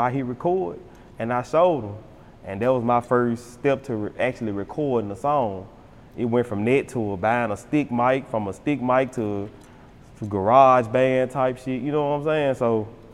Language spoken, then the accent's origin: English; Memphis, Tennessee, United States; growing up in South Memphis, that shit was rough.